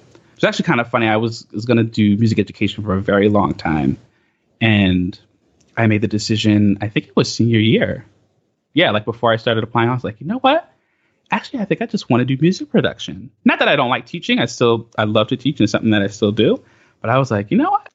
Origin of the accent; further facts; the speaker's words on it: Bay Shore, New York, United States; I grew up in Long Island proper